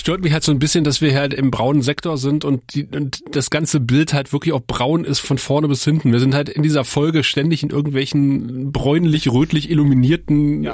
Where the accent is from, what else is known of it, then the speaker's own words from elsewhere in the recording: Eifel, Germany; ich bin ja in der Eifel groß geworden